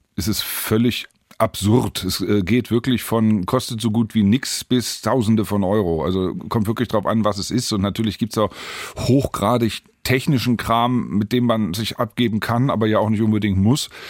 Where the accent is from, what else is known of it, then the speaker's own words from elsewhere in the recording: Hanover, Lower Saxony, Germany; Geboren und aufgewachsen und geblieben in Hannover